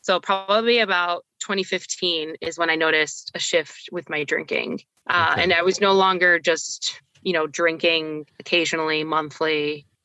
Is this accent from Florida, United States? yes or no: yes; Miami, Florida, United States; A lot of my friends growing up in Miami, it's a different kind of drinking culture, a different drug culture.